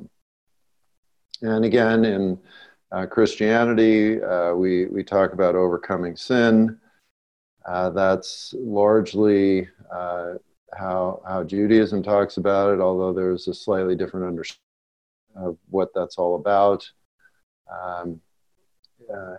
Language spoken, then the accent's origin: English; Los Angeles, California, United States; I grew up in West Los Angeles